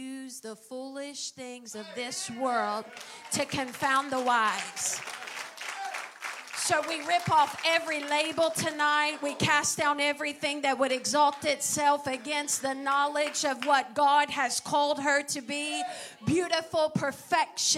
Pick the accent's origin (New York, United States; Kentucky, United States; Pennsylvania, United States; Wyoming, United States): Kentucky, United States; northeastern; I grew up in Kentucky, in, you know, northern eastern part of Kentucky